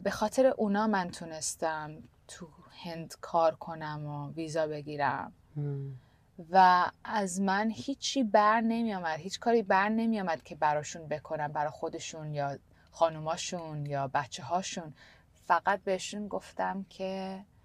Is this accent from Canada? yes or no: yes; Canada; moved away; also born or lived in India; من تو کانادا بزرگ شدم